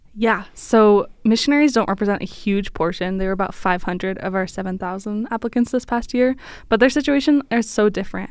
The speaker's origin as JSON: {"language": "English", "town": "Philadelphia", "region": "Pennsylvania", "country": "United States", "said": "I'm from Philadelphia"}